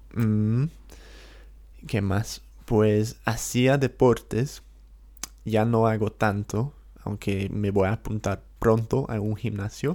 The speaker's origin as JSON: {"language": "Spanish", "region": "London", "country": "United Kingdom", "also_born_or_lived": "Valencia / Ecuador", "second_language": "Spanish", "said": "yo soy de Inglaterra, de Londres, la capital"}